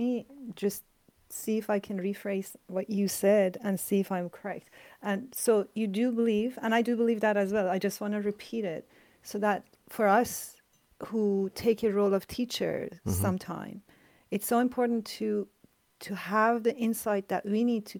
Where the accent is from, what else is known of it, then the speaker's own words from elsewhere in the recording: Iran; now in Canada; like I came from Iran to Canada.